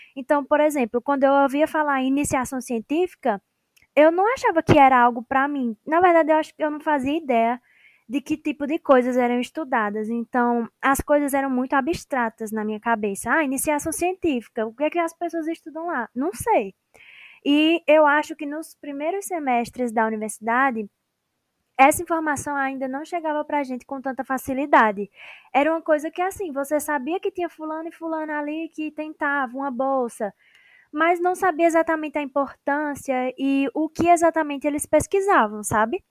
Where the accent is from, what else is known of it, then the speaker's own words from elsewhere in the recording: Petrolina, Pernambuco, Brazil; sou aqui de Petrolina, em Pernambuco